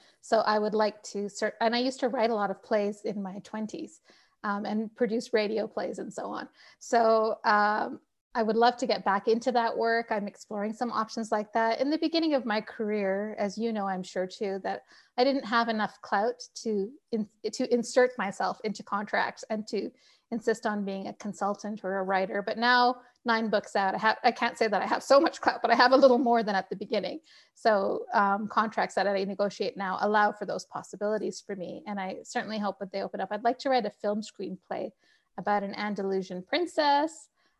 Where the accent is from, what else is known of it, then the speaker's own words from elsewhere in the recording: Pakistan; But I will tell you that being a Pakistani daughter, my parents still, my mother particularly, still tells me, when are you going back to the practice of law?